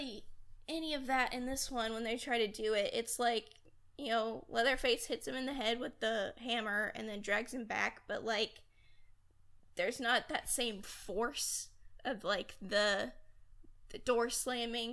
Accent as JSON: {"language": "English", "region": "Texas", "country": "United States", "tie": "born or raised there", "said": "I live in Texas. My family is living in Texas. I was born in Texas."}